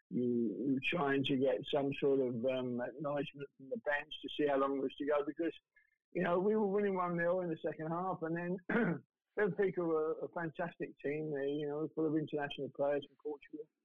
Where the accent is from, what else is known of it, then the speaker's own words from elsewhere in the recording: London, United Kingdom; I had three years playing in the lower divisions with Millwall down in London because I'm a Londoner